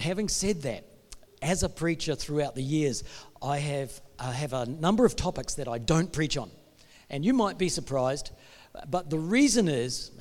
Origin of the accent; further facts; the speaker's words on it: New Zealand; now in Perth, Australia; Mike, my brother, we're both from New Zealand